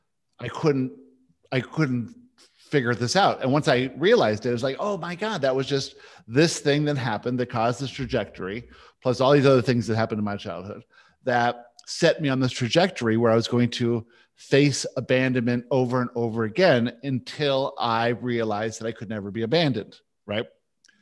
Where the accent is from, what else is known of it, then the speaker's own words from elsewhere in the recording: Vancouver, British Columbia, Canada; also born or lived in Johannesburg, South Africa; I was born in Johannesburg